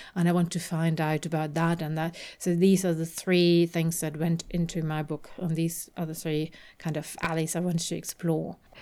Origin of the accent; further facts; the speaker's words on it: Germany; having grown up in Germany